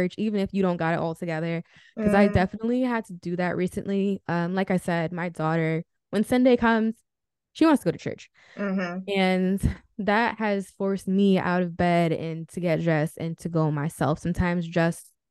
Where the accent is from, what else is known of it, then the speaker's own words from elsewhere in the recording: Rockland County, New York, United States; moved away as an adult; also born or lived in New Jersey; now in Florida, United States; I was born in New Jersey, but I was raised in Rockland County, New York.